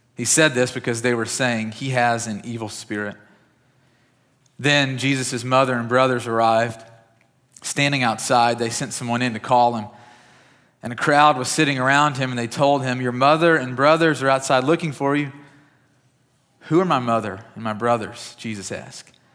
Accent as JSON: {"language": "English", "region": "West Kentucky", "country": "United States", "tie": "born or raised there", "said": "I grew up in West Kentucky"}